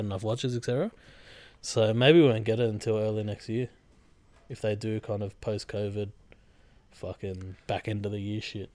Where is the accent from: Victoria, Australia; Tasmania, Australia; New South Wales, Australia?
New South Wales, Australia; Sydney; we're from Sydney.